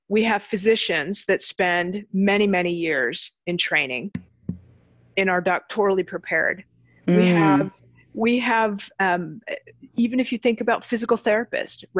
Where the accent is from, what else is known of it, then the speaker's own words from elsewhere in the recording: Chicago, Illinois, United States; moved away as an adult; I grew up in Chicago